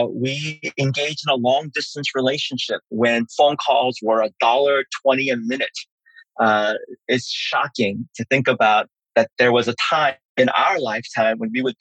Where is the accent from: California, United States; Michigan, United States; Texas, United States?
California, United States; San Francisco; English is a second language; also born or lived in South Korea; my years in San Francisco